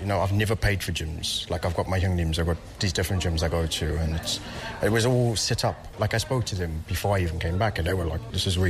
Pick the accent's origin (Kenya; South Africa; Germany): South Africa; also born or lived in England / Suncheon, South Korea; now in South Korea; I was born in South Africa. I lived a bit in England.